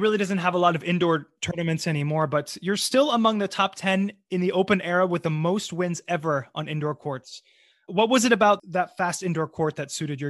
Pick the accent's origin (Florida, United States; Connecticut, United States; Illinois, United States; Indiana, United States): Florida, United States; also born or lived in New York; I'm from Florida